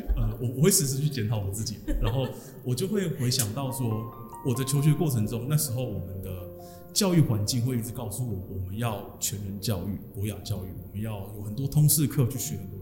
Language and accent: Chinese; Changhua County, Taiwan; 我来自彰化